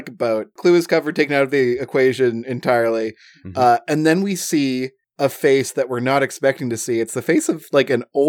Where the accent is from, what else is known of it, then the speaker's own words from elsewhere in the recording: Chicago, Illinois, United States; Hey, I'm Chicagoan over here.